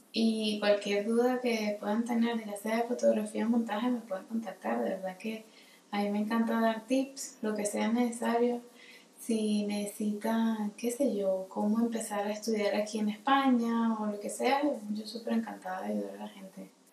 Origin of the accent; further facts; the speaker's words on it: Caracas, Capital District, Venezuela; moved away as an adult; also born or lived in Luxembourg / France; now in Madrid, Spain; nací en Caracas, Venezuela, en el 93, ya aquí dijimos que tenía 27. La primera, edad. Este, y a los tres años me mudé a Luxemburgo Allí me quedé hasta los 8 o 9 más o menos. Eh, regresé a Caracas